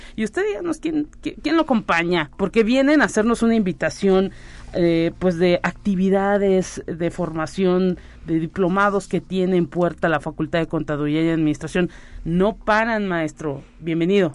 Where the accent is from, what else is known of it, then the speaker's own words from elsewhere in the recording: Mexico; somos mexicanos